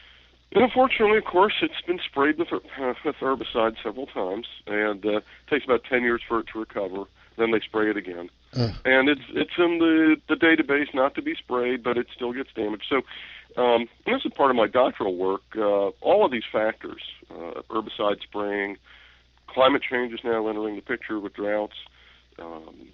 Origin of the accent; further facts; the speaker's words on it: Northern Virginia, United States; I grew up in Northern Virginia